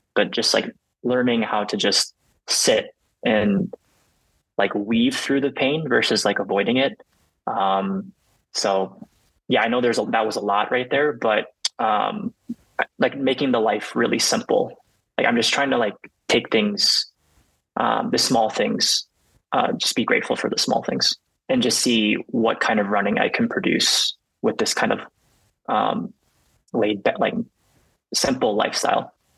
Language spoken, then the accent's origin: English; Illinois, United States; moved away as an adult; most of my family is based in um, Illinois. So like, this was the first time for me to like move away from home